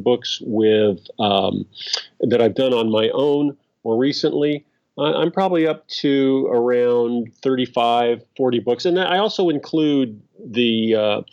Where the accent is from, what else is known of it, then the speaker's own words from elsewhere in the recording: Los Angeles, California, United States; I'm an L.A. boy. I grew up in Los Angeles.